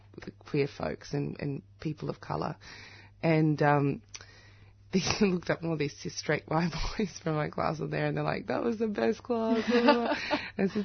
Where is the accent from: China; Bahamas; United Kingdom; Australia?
Australia; my parents were displaced, came as political refugees from South Africa. When I'm in South Africa, I love it, but I'm Australian